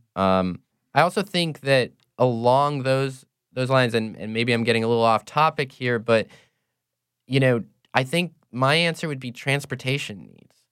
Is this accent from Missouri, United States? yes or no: no; Cedar Rapids, Iowa, United States; moved away as an adult; now in New Orleans, United States; I'm not from New Orleans originally. I'm from, uh, Cedar Rapids, Iowa